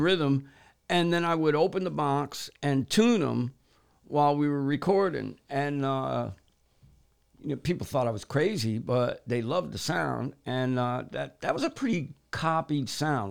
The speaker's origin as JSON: {"language": "English", "country": "United States", "said": "me being American"}